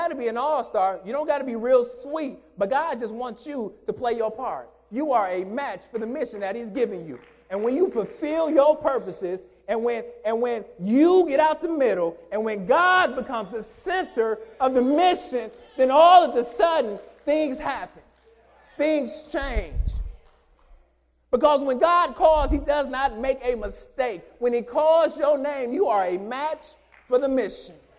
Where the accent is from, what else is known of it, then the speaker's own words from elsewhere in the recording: Detroit, Michigan, United States; Growing up in Detroit